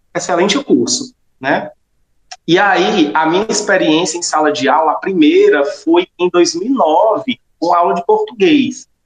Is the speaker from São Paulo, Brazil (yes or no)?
no; Solonópolis, Ceará, Brazil; moved away as an adult; also born or lived in Fortaleza; voltei à minha terra aqui, Solonópolis, e estou até hoje aqui na escola